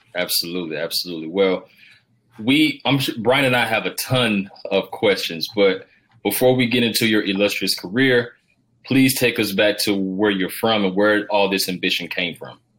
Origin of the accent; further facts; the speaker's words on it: Georgia, United States; I'm from the South, Rob. I'm uh, I'm from Georgia